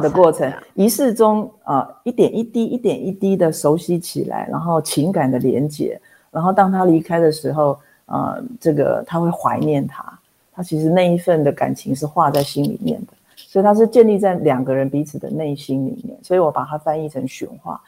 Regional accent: Taipei, Taiwan; 我是台北人

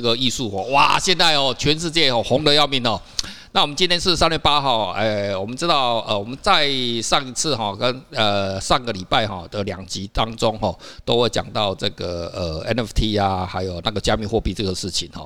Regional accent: Taiwan; 我们台湾人

